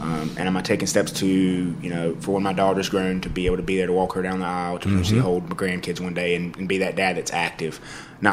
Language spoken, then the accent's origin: English; Eastern North Carolina, United States; now in Winston-Salem, United States; I grew up in East North Carolina, like on a farm